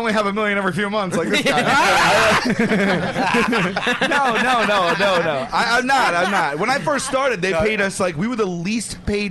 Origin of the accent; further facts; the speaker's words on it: New York City, New York, United States; Staten Island originally, yeah.